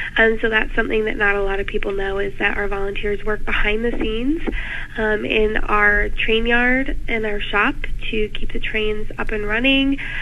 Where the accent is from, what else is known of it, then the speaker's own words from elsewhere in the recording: Michigan, United States; moved away as an adult; now in Ohio, United States; I'm originally from Michigan